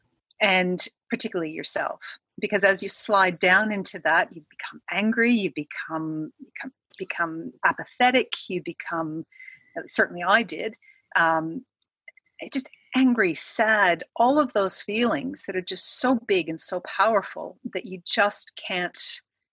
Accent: Canada; moved away as an adult; now in Australia; I am Canadian, came to Australia about 10 years ago for a job.

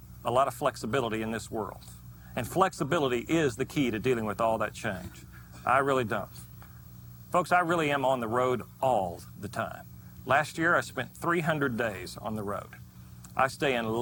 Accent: Oklahoma, United States; my home state of Oklahoma

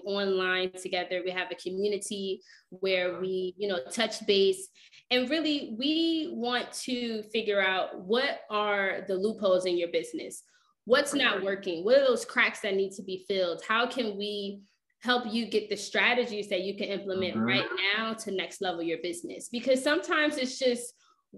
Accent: Philadelphia, Pennsylvania, United States; I am from Philadelphia

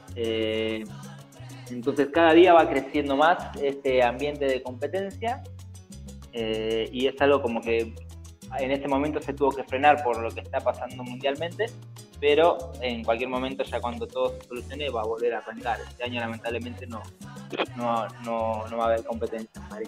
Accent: Argentina

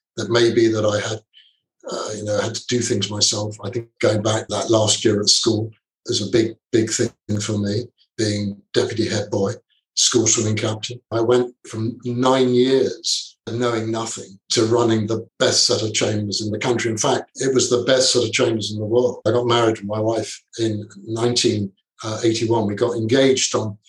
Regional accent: London, United Kingdom; moved away as an adult; now in Singapore; I'm a clerk from London

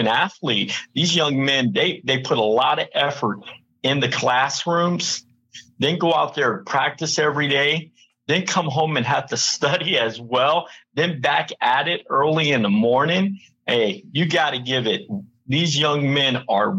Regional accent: Cincinnati, Ohio, United States; I am from Cincinnati

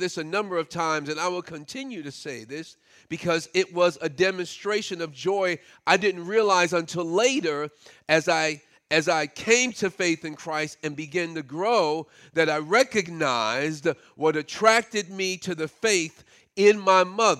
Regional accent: Brooklyn, New York, United States; it wasn't too long before our family moved out of the public housing project that I grew up in Brooklyn

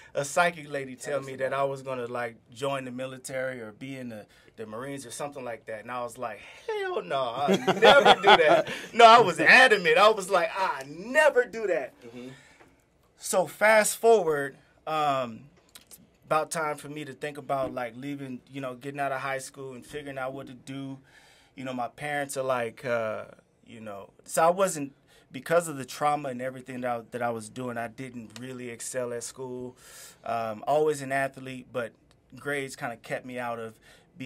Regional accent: Inland Empire and Los Angeles, California, United States; I grew up between the Inland Empire and L.A.

